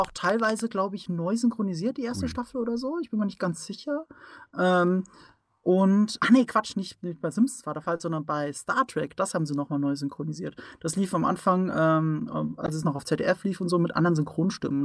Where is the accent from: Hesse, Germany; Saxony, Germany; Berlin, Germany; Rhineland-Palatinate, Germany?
Rhineland-Palatinate, Germany; ich komme aus der Pfalz und da äh, sagt man äh, mit dem Dialekt